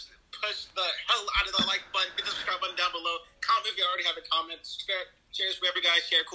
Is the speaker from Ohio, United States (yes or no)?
yes; Columbus, Ohio, United States; I'm from Columbus, Ohio.